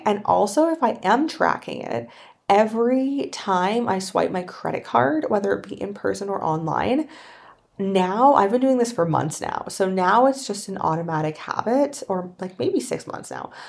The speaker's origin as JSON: {"language": "English", "country": "Canada", "moved": "yes", "said": "I'm from Canada"}